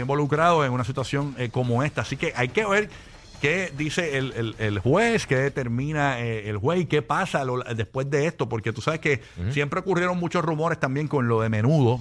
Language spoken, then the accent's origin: Spanish; Puerto Rico; Nosotros, como boricuas